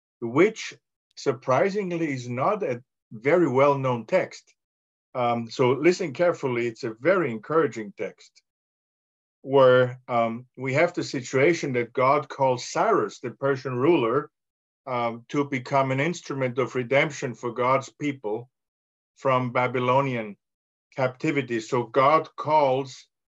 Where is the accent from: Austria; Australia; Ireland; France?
Austria; English is a second language; now in United States; I'm from Austria, but I live in the United States